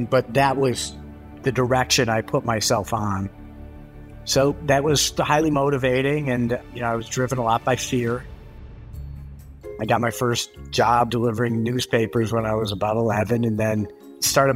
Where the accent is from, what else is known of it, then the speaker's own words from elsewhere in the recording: Southfield, Michigan, United States; I grew up in Southfield, Michigan, which is a suburb right outside of Detroit.